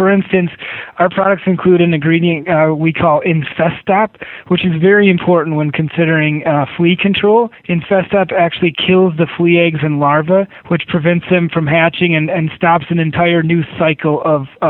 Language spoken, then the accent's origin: English; Michigan, United States; moved away as an adult; also born or lived in New England; when I was growing up in Michigan